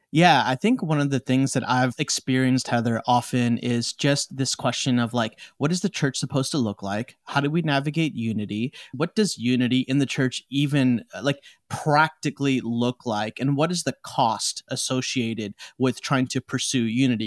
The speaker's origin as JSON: {"language": "English", "town": "Chicago", "region": "Illinois", "country": "United States", "tie": "born or raised there", "also_born_or_lived": "India", "said": "I'm from Chicago, like, I was born and raised in Chicago"}